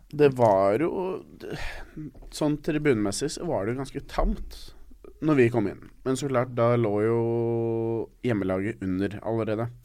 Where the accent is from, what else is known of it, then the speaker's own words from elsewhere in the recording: Norway; vi er jo fra Norge.